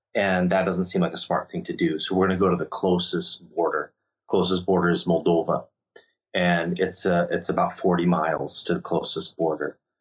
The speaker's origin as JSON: {"language": "English", "country": "United States", "also_born_or_lived": "Ukraine", "moved": "yes", "said": "I'm American"}